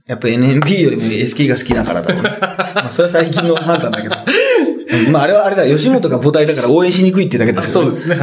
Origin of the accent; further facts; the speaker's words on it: Hyogo, Japan; moved away; also born or lived in Osaka; 俺と大阪も兵庫県出身でね、まあ大阪もサラリーマン時代に住んでました